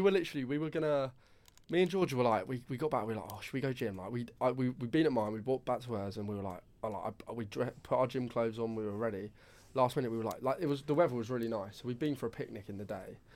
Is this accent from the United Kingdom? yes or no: yes; Brighton, South East England, United Kingdom; I'm from Brighton